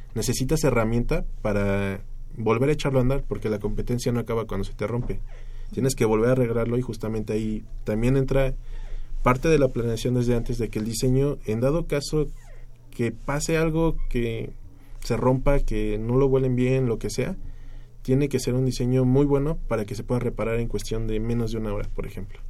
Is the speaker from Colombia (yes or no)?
no; Mexico; como mexicanos